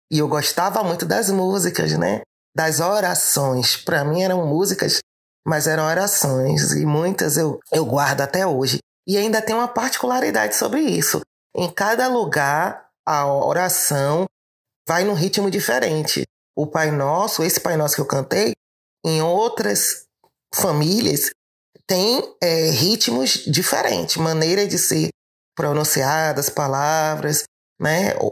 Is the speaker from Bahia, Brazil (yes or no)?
yes; Salvador, Bahia, Brazil; em Salvador, a gente tem, que é de onde eu venho